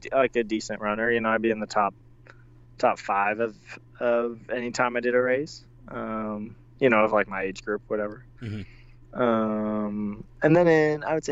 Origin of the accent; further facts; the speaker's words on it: Portland, Oregon, United States; now in Bellingham, United States; I grew up a little bit south in Portland, Oregon. Around Oregon most of my life